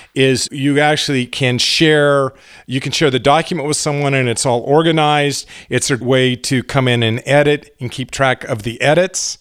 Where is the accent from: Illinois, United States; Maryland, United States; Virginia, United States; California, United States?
California, United States; Garden Grove; We grew up in Garden Grove. My grandmother lived in Tustin. This was up in Orange County in Southern California